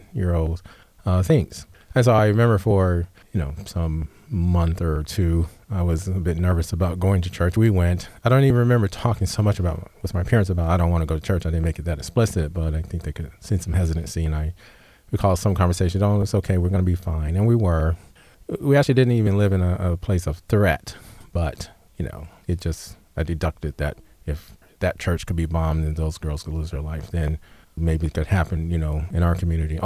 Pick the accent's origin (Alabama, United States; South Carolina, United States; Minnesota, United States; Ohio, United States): Alabama, United States; Selma; moved away; I was born in Selma, Alabama